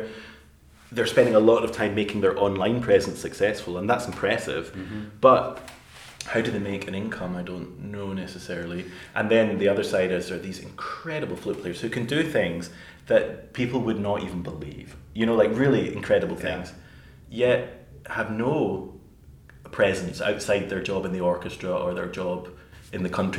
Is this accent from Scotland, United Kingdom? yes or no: yes; Glasgow, Scotland, United Kingdom; accent: Glaswegian; I could not believe my accent. It's so Glaswegian. I had no idea my accent has really changed.